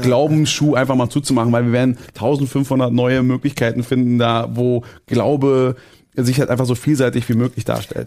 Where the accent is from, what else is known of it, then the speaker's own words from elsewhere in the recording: Berlin, Germany; als Berliner